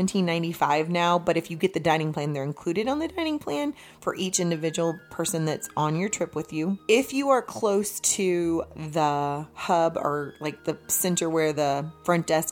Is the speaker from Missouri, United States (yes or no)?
yes; Missouri, United States; I'm not from Georgia. I'm from here. anyways... I'm from the show me state